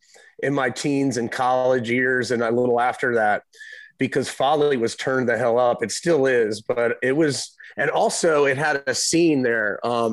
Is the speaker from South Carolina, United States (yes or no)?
yes; Hilton Head Island, South Carolina, United States; now in Isle of Palms, United States; I grew up in Hilton Head Island, South Carolina